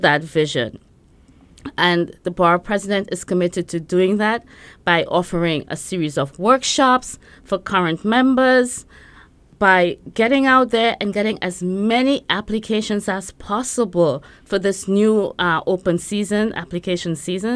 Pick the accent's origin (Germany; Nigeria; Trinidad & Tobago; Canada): Trinidad & Tobago; now in Brooklyn, United States; I grew up in Trinidad. I'm from Trinidad and Tobago